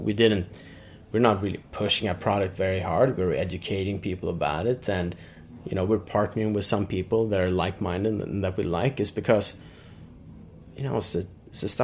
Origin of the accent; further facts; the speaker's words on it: Sweden; also born or lived in Brooklyn, United States; now in United States; I'm from Sweden originally